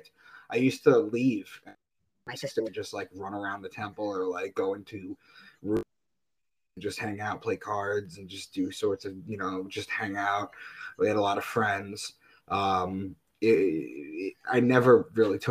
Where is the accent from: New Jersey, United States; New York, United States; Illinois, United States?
New York, United States; I'm from New York, so I would be in Manhattan filming things.